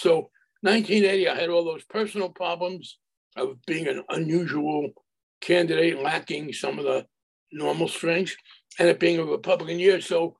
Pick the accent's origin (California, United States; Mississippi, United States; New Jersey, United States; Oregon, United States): New Jersey, United States; moved away; I had moved into the district. I was from New Jersey.